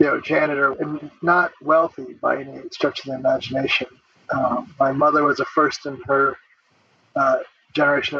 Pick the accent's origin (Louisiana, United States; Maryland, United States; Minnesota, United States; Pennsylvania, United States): Minnesota, United States; St. Paul; I'm a fourth generation Japanese American that was born and raised in St. Paul, Minnesota